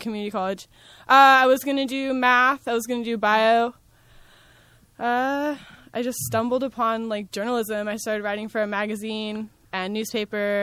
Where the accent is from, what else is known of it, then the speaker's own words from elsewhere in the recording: Santa Ana, California, United States; I grew up in Santa Ana.